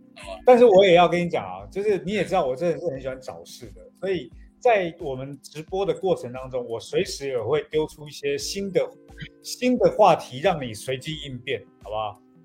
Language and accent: Chinese; Taiwan; moved away; also born or lived in mainland China; 因为我们台湾人就会聚在一起嘛